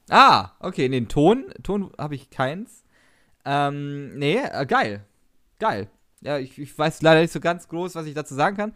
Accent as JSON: {"language": "German", "region": "Baden-Württemberg", "country": "Germany", "said": "Ich bin ja ein Schwabe."}